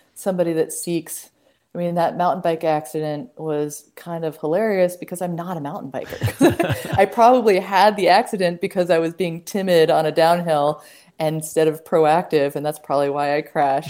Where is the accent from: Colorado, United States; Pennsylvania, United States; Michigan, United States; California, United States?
Colorado, United States; Boulder; moved away as an adult; now in Western Montana, United States; couldn't envision leaving the Rockies from mm-hmm. growing up in Boulder.